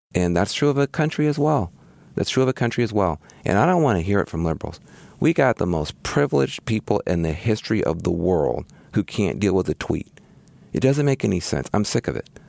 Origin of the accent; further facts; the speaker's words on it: Jackson, Tennessee, United States; moved away as an adult; I grew up in Jackson, Tennessee